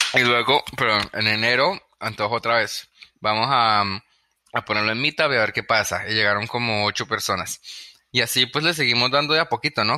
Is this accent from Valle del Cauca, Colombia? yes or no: yes; Cali, Valle del Cauca, Colombia; moved away as an adult; also born or lived in Bogotá, Colombia / California, United States; now in New York, United States; yo, crecí en Cali, Colombia, y pues como a los 14, 15 años nos, fuimos a ir a, Bogotá